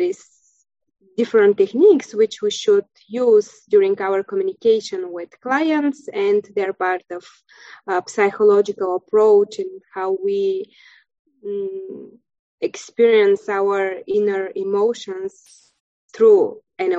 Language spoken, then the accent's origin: English; Bulgaria; first language Bulgarian; English is a second language; moved away as an adult; now in Krakow, Poland; I'm from Bulgaria, country in Europe. And right now I'm living in Krakow, Poland